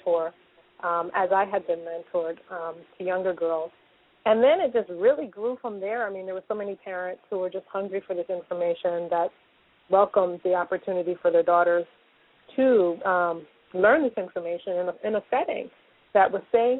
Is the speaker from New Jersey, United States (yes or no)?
yes; Newark, New Jersey, United States; I grew up in Newark, New Jersey